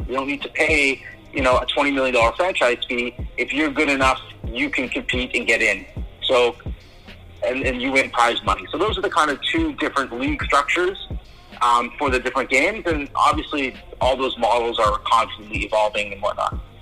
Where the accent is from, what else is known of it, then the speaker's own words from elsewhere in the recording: Toronto, Ontario, Canada; I'm from Toronto